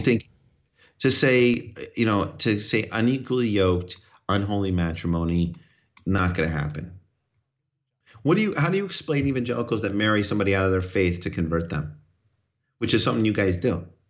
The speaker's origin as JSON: {"language": "English", "region": "New York", "country": "United States", "said": "I'm a New Yorker."}